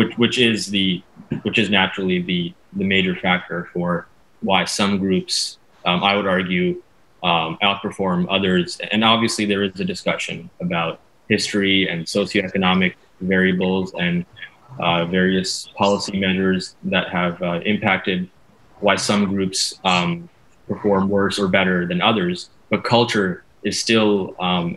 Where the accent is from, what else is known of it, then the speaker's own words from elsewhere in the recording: Canada; as a Canadian